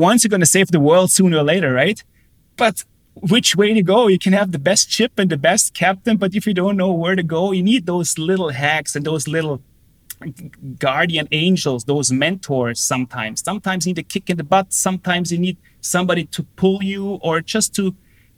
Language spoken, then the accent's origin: English; Austria; moved away as an adult; also born or lived in Germany / United States; a professional hockey team in Austria, my hometown, where I came from